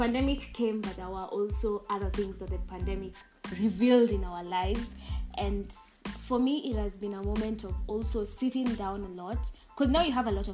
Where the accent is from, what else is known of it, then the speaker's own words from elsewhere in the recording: Nairobi, Kenya; I come from Nairobi, the capital city of Kenya